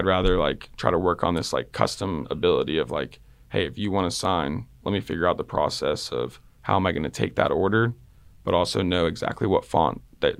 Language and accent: English; Texas, United States; I like the Red Sox, but I'm also from Texas.